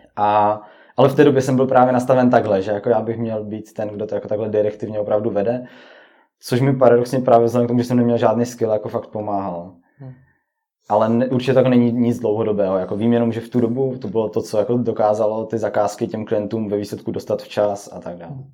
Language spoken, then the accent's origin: Czech; Oldřichovice, Moravian-Silesian Region, Czechia; jsem z Oldřichovic